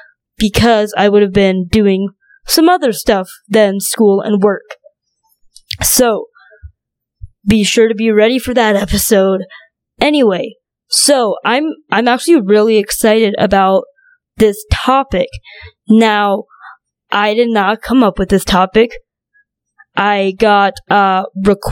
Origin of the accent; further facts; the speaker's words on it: North Dakota, United States; also born or lived in China; I was born in China and grew up in North Dakota.